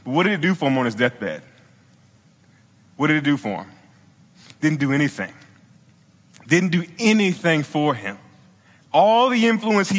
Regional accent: Virginia, United States; moved away; I'm from Virginia, I'm from the South.

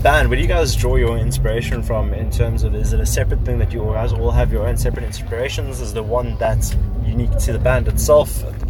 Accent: Johannesburg, Gauteng, South Africa; I am from the Joburg side.

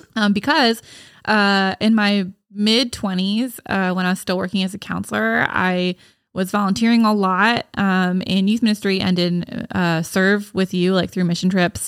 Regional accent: Gibbsboro, New Jersey, United States; also born or lived in Baltimore; I grew up in Gibbsboro

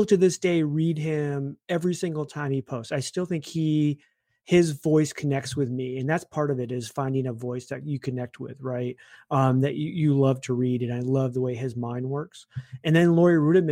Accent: Michigan, United States; I grew up in Michigan

